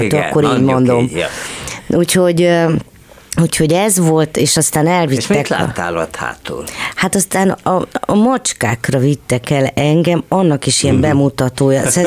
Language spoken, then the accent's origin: Hungarian; Tatabánya, Komárom-Esztergom, Hungary; moved away as an adult; also born or lived in Tata / Budapest; Tehát én, én Tatán érettségiztem, és elég jó tanuló voltam. És Tatabányán születtél? Igen